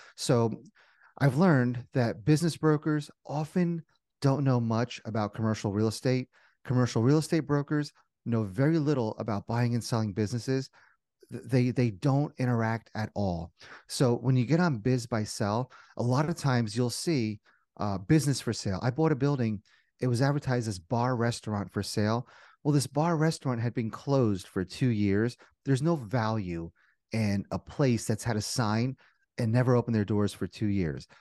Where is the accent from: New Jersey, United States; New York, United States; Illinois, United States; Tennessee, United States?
New Jersey, United States; moved away as an adult; also born or lived in Indiana; born and raised in Jersey, went to school in Indiana